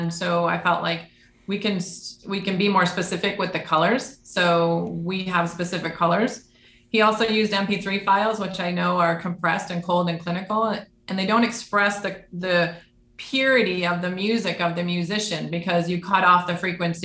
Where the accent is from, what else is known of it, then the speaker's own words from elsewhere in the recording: Detroit, Michigan, United States; I grew up in the Detroit area